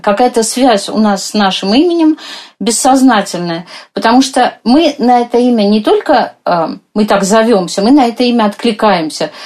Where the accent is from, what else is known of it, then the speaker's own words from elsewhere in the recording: Moscow, Russia; как мы вот с вами, москвички